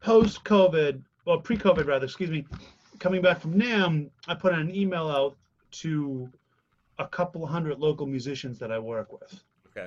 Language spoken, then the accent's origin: English; 9 miles north of Boston, Massachusetts, United States; in my hometown that I grew up